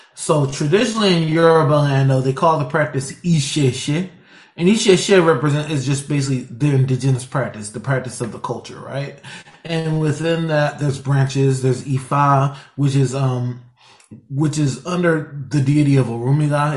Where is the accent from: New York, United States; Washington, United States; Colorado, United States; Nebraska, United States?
Washington, United States; Seattle; also born or lived in Virginia; I was born in Virginia but raised out here in, um, in Seattle, Washington